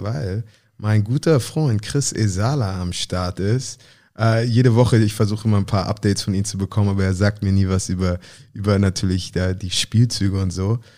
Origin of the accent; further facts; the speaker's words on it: Hamburg, Germany; moved away; ich bin Hamburger Jung